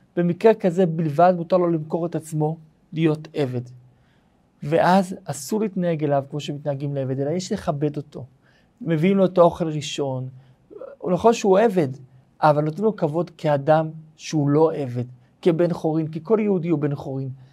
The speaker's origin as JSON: {"language": "Hebrew", "town": "Kiryat Malakhi", "region": "Southern District", "country": "Israel", "tie": "born or raised there", "said": "איפה שגדלתי בקריית מנחי"}